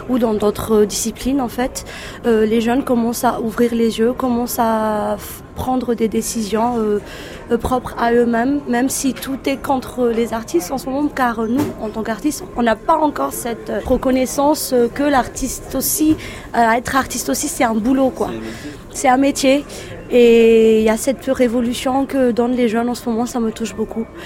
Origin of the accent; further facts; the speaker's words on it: Madagascar; l'ironie du sort qui se passe dans notre pays, Madagascar.